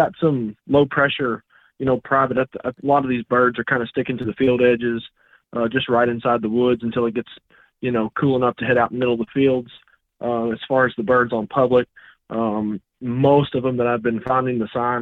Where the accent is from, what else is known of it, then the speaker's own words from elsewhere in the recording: Kentucky, United States; my home state